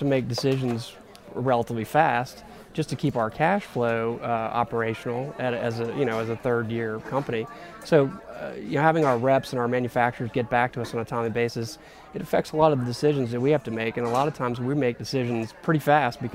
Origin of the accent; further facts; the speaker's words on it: New Orleans, Louisiana, United States; I was born and raised in New Orleans